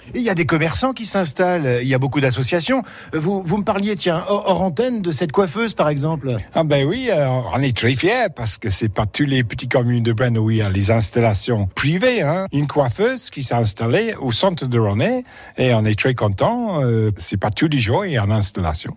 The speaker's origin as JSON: {"language": "French", "region": "England", "country": "United Kingdom", "second_language": "French", "moved": "as an adult", "lives_now": "Rosnay, France", "said": "je suis anglais"}